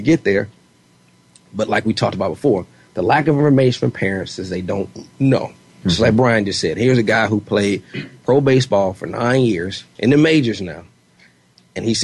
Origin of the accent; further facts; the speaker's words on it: Georgia, United States; I'm from Georgia